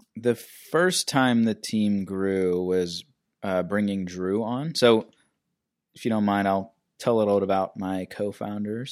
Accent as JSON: {"language": "English", "town": "Pittsburgh", "region": "Pennsylvania", "country": "United States", "tie": "born or raised there", "also_born_or_lived": "North Carolina / Los Angeles", "moved": "as an adult", "said": "I am a native to Pittsburgh. I grew up in the South Hills, and I boomeranged back to Pittsburgh in twenty fifteen"}